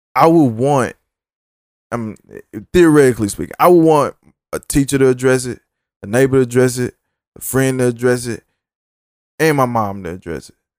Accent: the South, United States; I'm from the South

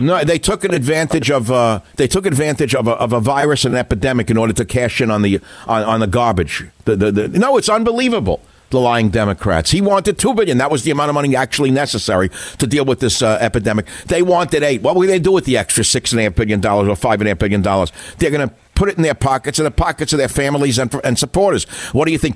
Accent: New York City, New York, United States; We're both from Queens

